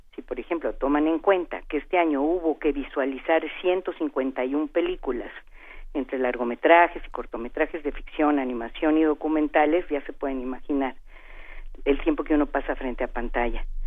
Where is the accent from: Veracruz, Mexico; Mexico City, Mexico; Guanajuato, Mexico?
Veracruz, Mexico; con esas cosas nací porque soy de Veracruz